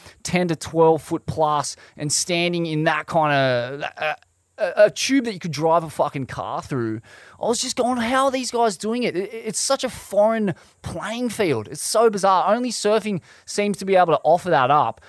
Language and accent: English; Australia; as an Australian surfer